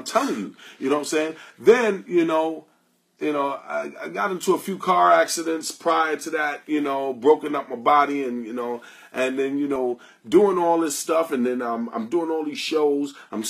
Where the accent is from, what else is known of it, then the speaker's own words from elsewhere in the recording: New York City, New York, United States; It's not easy for us black people out here. I grew up in Queens and in Harlem, I was born in the 60s